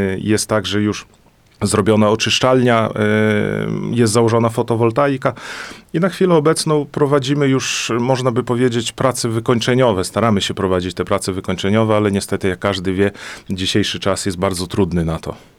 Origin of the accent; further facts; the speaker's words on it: Gródek, Podlaskie Voivodeship, Poland; moved away as an adult; also born or lived in Olsztyn; now in Juszkowy Gród, Poland; Urodziłem się tutaj na Podlasiu, mieszkałem w Grudku, gdzie była znaczna większość prawosławnych